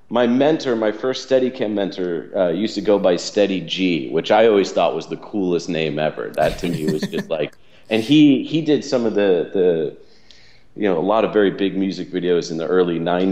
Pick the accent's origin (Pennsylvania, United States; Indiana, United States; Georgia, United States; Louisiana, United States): Georgia, United States; Atlanta; I grew up in the South, which was a in Atlanta, Georgia